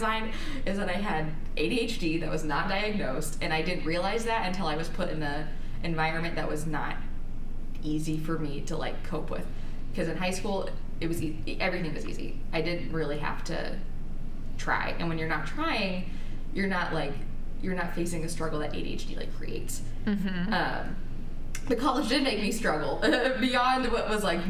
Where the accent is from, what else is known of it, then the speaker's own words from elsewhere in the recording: Wichita, Kansas, United States; now in Lawrence, United States; I was born in Wichita and I lived there until I moved to Lawrence for college when I was either 18 or 19